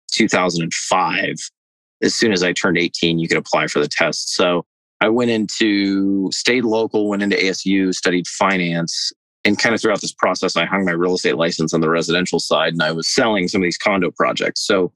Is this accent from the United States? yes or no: yes; Phoenix, Arizona, United States; also born or lived in Southern California; I grew up in Phoenix